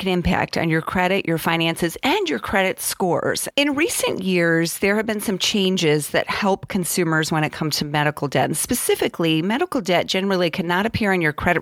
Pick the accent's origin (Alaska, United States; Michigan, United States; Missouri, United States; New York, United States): Michigan, United States; Southwest; moved away; I grew up in Southwest Michigan.